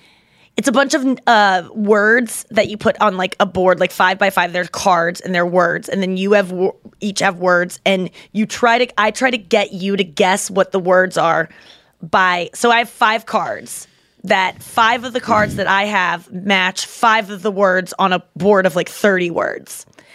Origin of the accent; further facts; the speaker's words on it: Ontario, Canada; I'm from Canada. Close to Niagara Falls, another cute place.